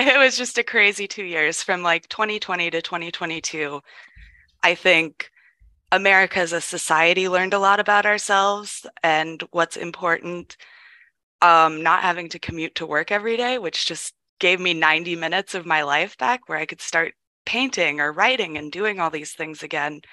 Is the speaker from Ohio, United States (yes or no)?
yes; Ohio, United States; I grew up in Ohio in a very warm and accepting environment